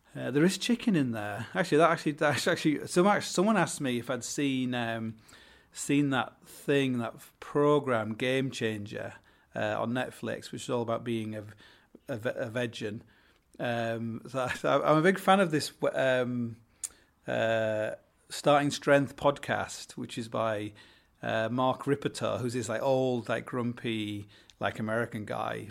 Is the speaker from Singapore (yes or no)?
no; Hull, Yorkshire and the Humber, United Kingdom; I come from Hull